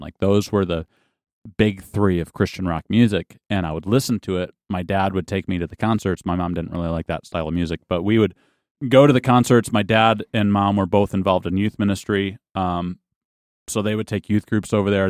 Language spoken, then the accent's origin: English; Lowell, Michigan, United States; I grew up in a little town called Lowell, Michigan